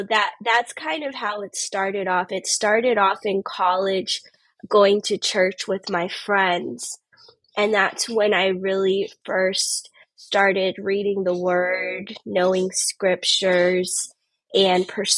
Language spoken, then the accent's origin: English; Tampa, Florida, United States; I was born and raised in Tampa, Florida